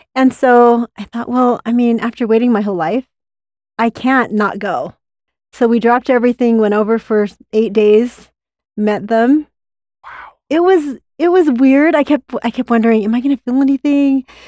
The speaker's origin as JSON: {"language": "English", "region": "Utah", "country": "United States", "tie": "born or raised there", "said": "I grew up in Utah County"}